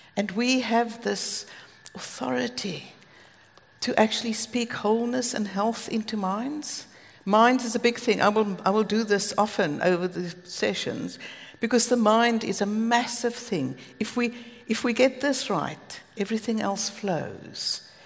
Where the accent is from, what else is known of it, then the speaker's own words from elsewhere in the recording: Cape Town, Western Cape, South Africa; moved away as an adult; now in United Kingdom; Greg and I come from Cape Town